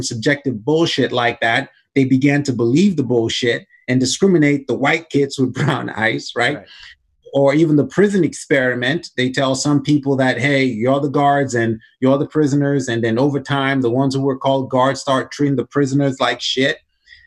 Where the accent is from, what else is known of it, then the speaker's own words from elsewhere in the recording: Nigeria; now in United States; growing up in Nigeria, we had slaves